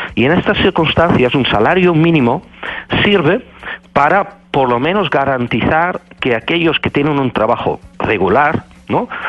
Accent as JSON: {"language": "Spanish", "country": "Netherlands", "second_language": "Spanish", "moved": "as an adult", "lives_now": "Spain", "said": "soy un holandés que vive desde 2001 y enseño en, en España"}